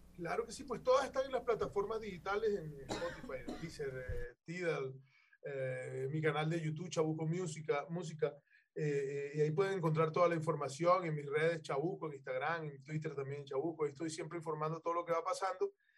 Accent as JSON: {"language": "Spanish", "region": "Caribbean coast", "country": "Colombia", "said": "de donde vengo, de la tierra, de la costa norte colombiana"}